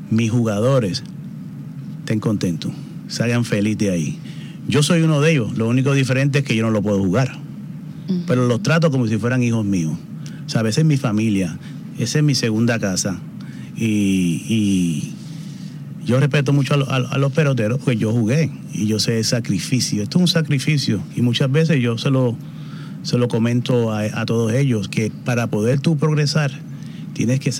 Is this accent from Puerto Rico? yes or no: yes; Puerto Rico; Eso es así, soy boricua, boricua 100%.